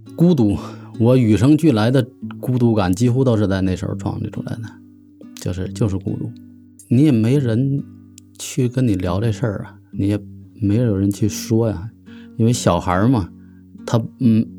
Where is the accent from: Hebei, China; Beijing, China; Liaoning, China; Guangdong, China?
Hebei, China; Tangshan; 来自河北唐山。我是出生于一九七五年，现在从事的职业是媒体人